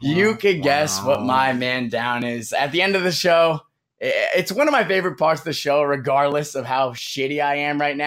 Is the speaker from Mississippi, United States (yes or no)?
no; New York, United States; I'm a New Yorker